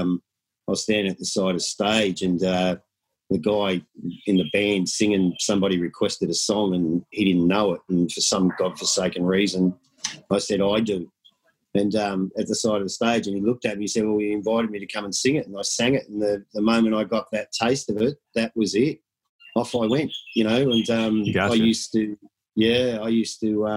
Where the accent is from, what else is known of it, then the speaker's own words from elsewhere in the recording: Melbourne, Victoria, Australia; I'm about as Aussie as you'll get. I go back probably 3 generations of born and bred in Melbourne, Victoria